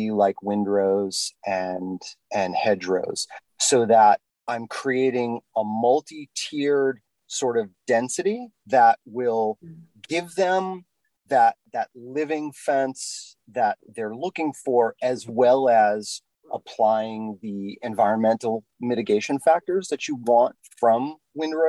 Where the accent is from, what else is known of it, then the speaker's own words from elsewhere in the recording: New England, United States; I'm from New England